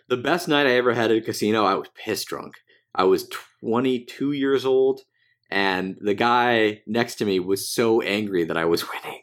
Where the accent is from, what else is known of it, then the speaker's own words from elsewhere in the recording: United States; I'm American